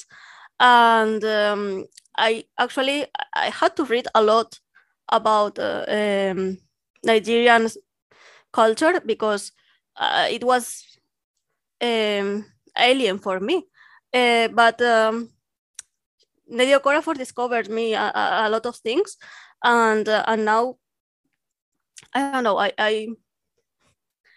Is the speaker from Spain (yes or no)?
yes; Catalonia, Spain; first language Catalan; English is a second language; my mother tongue actually is Catalan